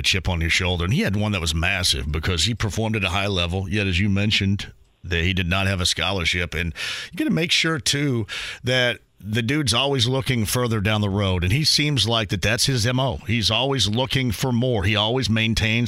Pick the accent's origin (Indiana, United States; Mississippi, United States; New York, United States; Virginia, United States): Indiana, United States; Southern; I'm from Southern Indiana